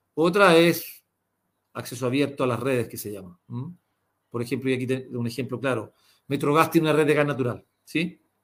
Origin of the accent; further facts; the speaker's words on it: Chile; todos somos los chilenos